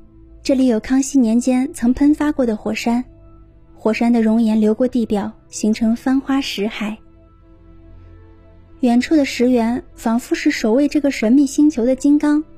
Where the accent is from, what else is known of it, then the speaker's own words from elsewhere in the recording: Heilongjiang, China; 这里就是我的家乡黑龙江。